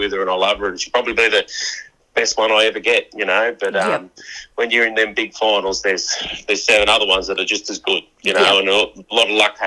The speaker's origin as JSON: {"language": "English", "region": "New South Wales", "country": "Australia", "tie": "born or raised there", "said": "it's just my home state, and that's when I remember going camping with my family when I was a young kid"}